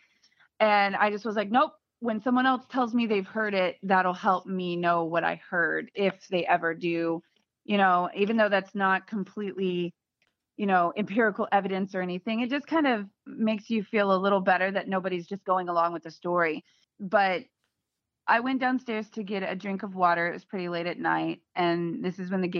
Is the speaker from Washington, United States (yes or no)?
no; Virginia Beach, Virginia, United States; also born or lived in Portsmouth, Virginia; we're from Virginia Beach